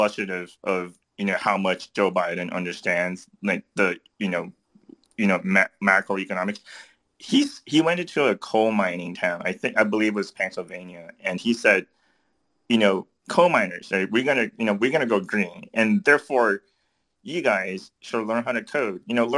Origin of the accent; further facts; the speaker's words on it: Changsha, Hunan, China; moved away; Changsha. That's my hometown. That's where I grew up.